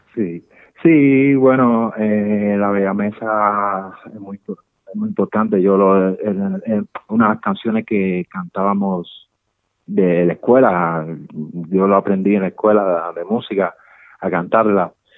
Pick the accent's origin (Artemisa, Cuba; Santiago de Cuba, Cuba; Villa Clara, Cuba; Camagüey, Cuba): Villa Clara, Cuba; Santa Clara; moved away as an adult; also born or lived in Havana, Cuba; now in Madrid, Spain; es el barrio donde la ciudad donde yo nací, en Cuba, pertenece, está en el centro de Cuba, pertenece a Santa Clara, Villa Clara.